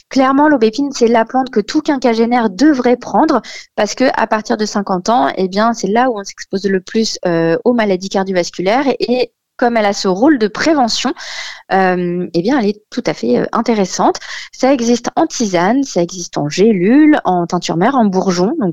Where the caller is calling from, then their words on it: Aulnay-sous-Bois, Île-de-France, France; Chez moi, à Aulnay, euh, dans mon petit 93.